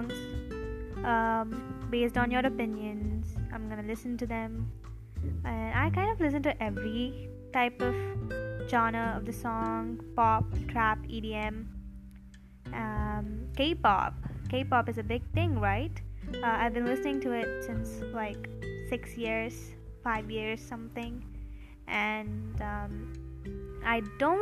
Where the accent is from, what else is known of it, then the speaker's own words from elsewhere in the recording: India; I'm from India, and I'm 17 years old.